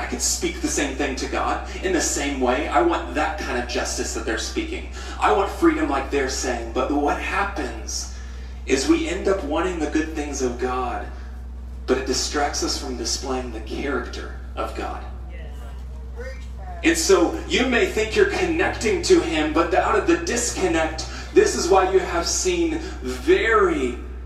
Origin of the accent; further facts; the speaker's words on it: United States; I'm an American